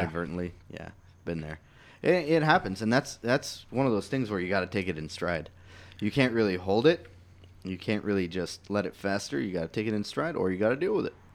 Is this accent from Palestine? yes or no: yes; Palestine; I'm from Palestine